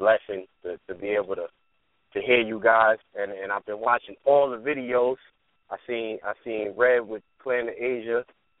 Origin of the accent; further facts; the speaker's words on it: New York City, New York, United States; moved away as an adult; now in North Carolina, United States; I'm originally from Brooklyn, New York, but I moved to NC maybe like 3 years ago.